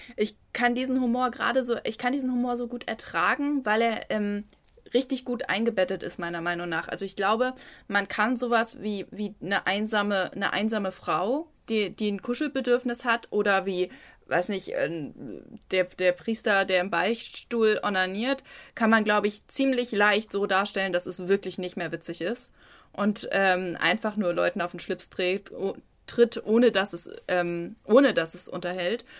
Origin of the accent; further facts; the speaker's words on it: Germany; als Deutsche